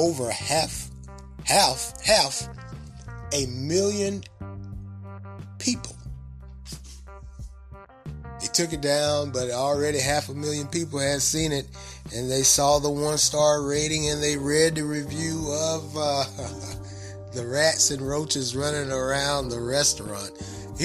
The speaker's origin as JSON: {"language": "English", "region": "the South", "country": "United States", "accent": "country accent or southern accent", "said": "my country accent or southern accent"}